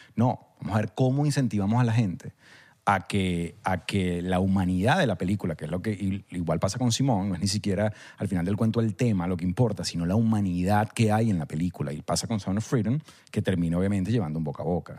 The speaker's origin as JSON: {"language": "Spanish", "country": "Venezuela", "said": "nos pega a nosotros como venezolanos"}